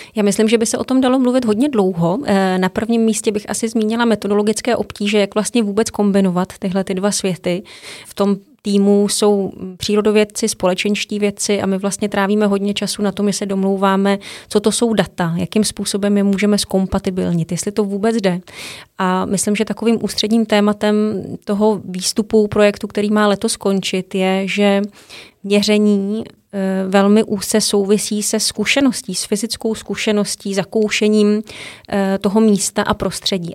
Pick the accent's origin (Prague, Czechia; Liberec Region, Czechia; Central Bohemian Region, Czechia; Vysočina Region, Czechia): Vysočina Region, Czechia; Nové Město na Moravě; moved away as an adult; also born or lived in Svalbard / Groningen, Netherlands; do Nového města na Moravě, odkud pocházím